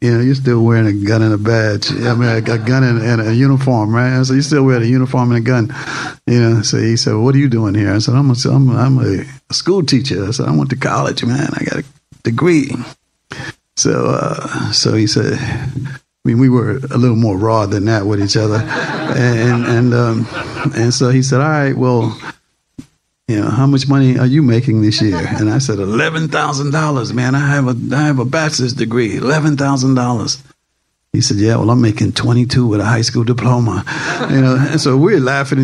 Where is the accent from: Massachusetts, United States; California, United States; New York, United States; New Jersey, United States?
Massachusetts, United States; Boston; I'm from Boston